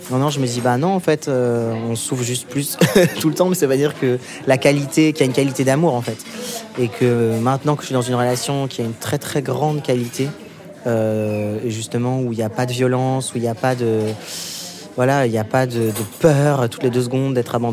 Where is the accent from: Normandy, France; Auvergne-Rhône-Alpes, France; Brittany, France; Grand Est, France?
Normandy, France; Et euh, ça me rappelle mon enfance en Normandie.